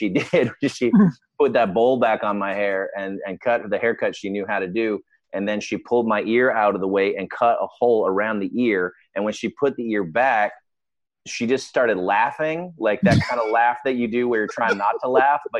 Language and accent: English; Victoria, British Columbia, Canada; It's called Victoria, British Columbia. It's in the extreme west coast of Canada. It is the most beautiful part of Canada. It's an amazing place to grow up